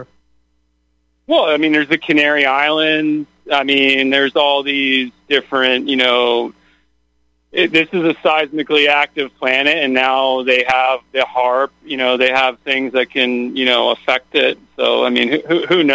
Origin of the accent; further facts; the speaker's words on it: Lake Worth, Florida, United States; I grew up in the town where, Don Black and Stormfront had their radio station. I had no idea that they were there. That they were at WPBR in Lake Worth.